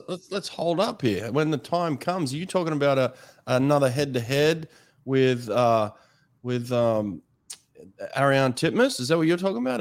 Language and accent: English; United States; as an American